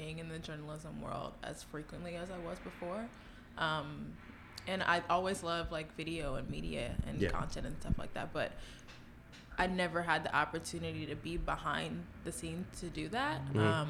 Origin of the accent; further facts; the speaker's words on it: New York City, New York, United States; also born or lived in Crown Heights, Brooklyn; I grew up in Clinton Hill